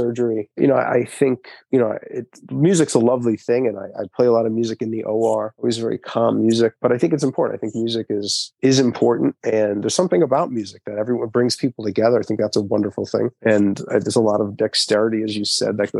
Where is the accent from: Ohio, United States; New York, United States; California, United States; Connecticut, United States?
New York, United States; Long Island; I'm from Long Island